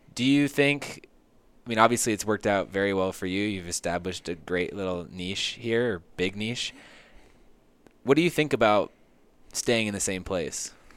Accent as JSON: {"language": "English", "town": "San Diego", "region": "California", "country": "United States", "tie": "born or raised there", "said": "I grew up in San Diego"}